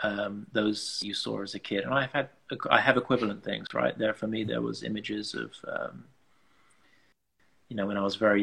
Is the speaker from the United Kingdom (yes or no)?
yes; England, United Kingdom; growing up as, you know, as an English person, as an Afghan person